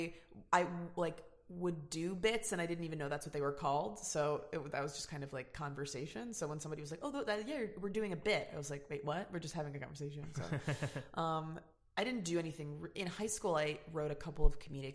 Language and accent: English; Los Angeles, California, United States; also born or lived in Santa Monica / New York; I grew up in the Valley, Sherman Oaks, for like first 11 years or so